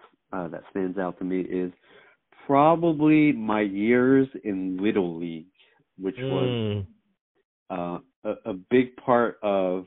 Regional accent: Philadelphia, Pennsylvania, United States; I'm a Philly born, Philly raised

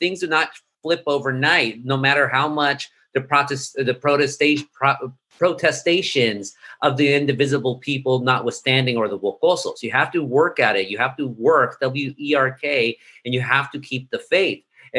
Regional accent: Anaheim, California, United States; I was born and raised in Anaheim, just like Gabriel. And I'm a little bit older than Gabriel.

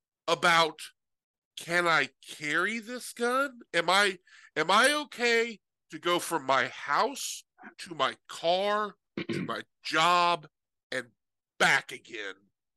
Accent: California, United States; I come from California. I seriously did this in Tennessee. I told the guy I was from California.

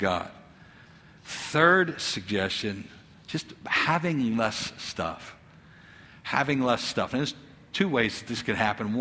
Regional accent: United States; as an American who's well off.

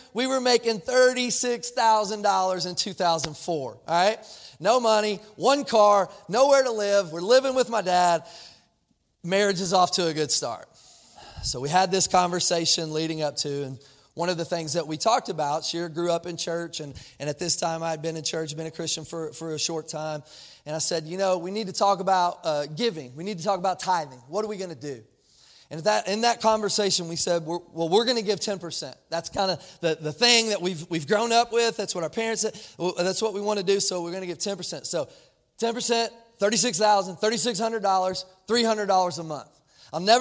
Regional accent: Kentucky, United States; also born or lived in Jacksonville, Florida; I'm from Kentucky

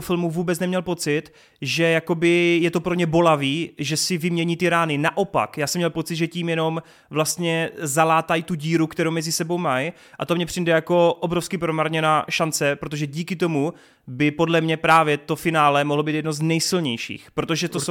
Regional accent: Brno, South Moravian Region, Czechia; u nás v Brně

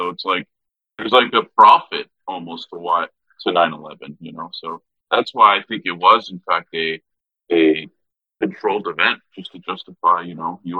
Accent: United States; as an American Marxist-Leninist

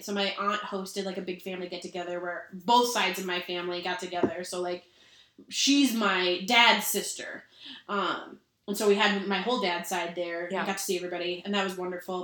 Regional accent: Minnesota, United States; I'm so not Minnesotan

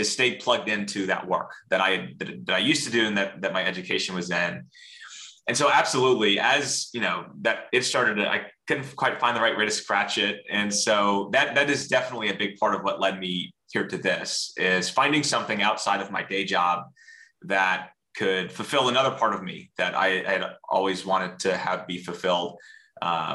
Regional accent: Central Florida, United States; I grew up in Central Florida and have spent most of my life here.

